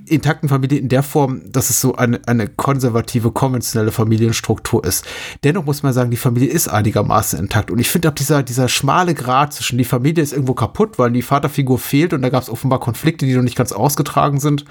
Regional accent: Germany; born or raised there

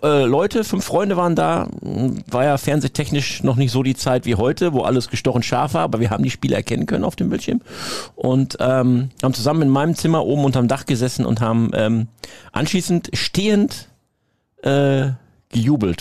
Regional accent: Münsterland, North Rhine-Westphalia, Germany; ich ja als Münsterländer

